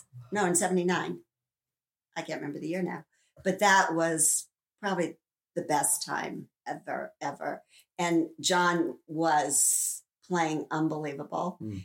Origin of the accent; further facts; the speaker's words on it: Canada; I mean, I'm Canadian. How can I not?